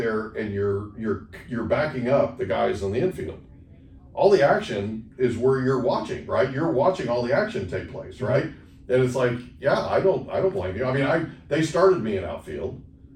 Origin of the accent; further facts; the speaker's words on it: Oklahoma, United States; now in San Diego, United States; I grew up playing it in Oklahoma